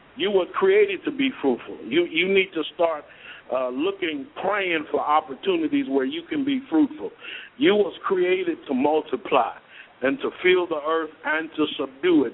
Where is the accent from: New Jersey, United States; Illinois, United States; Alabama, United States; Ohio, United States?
Ohio, United States; Cleveland; moved away as an adult; also born or lived in Elyria, Ohio / Beckley, West Virginia; Cleveland, Ohio, my hometown.